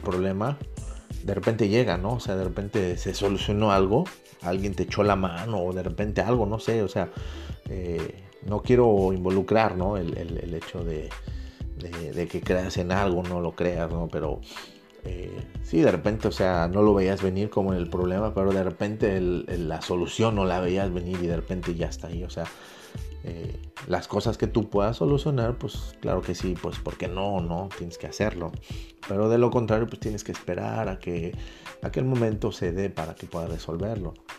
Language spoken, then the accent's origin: Spanish; Mexico; como mexicano